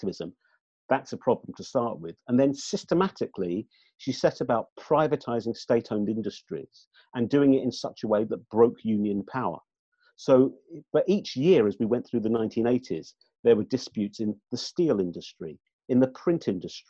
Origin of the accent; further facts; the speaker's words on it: London, United Kingdom; I'm a Londoner. I've lived most of my life in London.